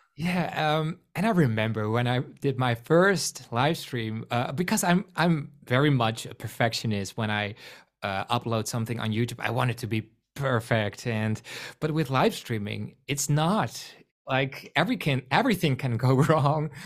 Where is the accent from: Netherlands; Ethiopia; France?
Netherlands; accent: Rotterdam-like; first language Dutch; English is a second language; I am from the Netherlands, so English is not my first language.